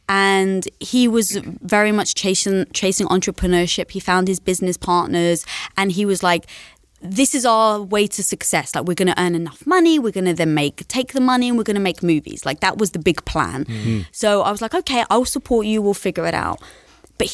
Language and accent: English; London, United Kingdom; I'm from London.